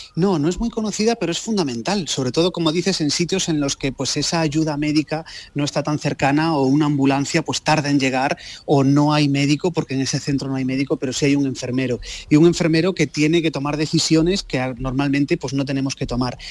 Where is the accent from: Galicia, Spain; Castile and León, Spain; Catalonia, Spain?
Galicia, Spain; Lugo; Yo que soy de Lugo la conozco, la conozco bien también, es España vaciada.